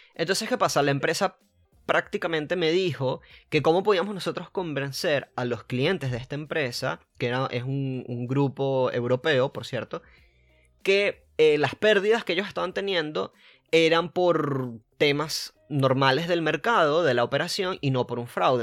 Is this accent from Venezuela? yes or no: yes; Venezuela; moved away as an adult; also born or lived in Buenos Aires, Argentina; now in Argentina; vengo de Venezuela, pero ahorita estoy en Argentina